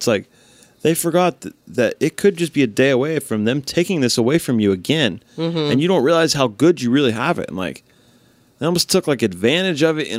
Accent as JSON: {"language": "English", "region": "Indiana", "country": "United States", "said": "hey, it could be way fucking worse. I was from Indiana."}